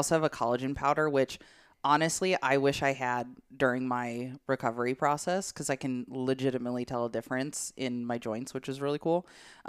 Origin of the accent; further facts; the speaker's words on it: Illinois, United States; moved away; I am from the Midwest.